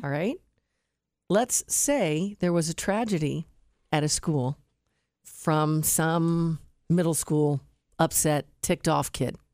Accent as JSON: {"language": "English", "town": "Westerville", "region": "Ohio", "country": "United States", "tie": "born or raised there", "said": "Westerville, my hometown"}